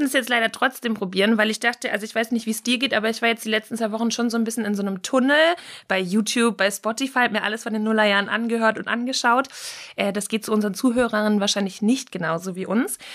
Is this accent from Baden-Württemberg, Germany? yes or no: yes; Pforzheim, Baden-Württemberg, Germany; bei uns in der Kleinstadt in Pforzheim, wo ich aufgewachsen bin